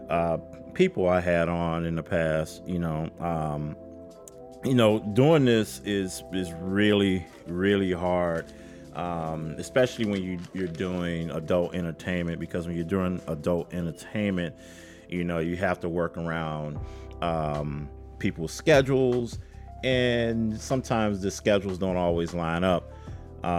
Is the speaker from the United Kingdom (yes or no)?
no; Chicago, Illinois, United States; I am from Chicago. I do this show from Chicago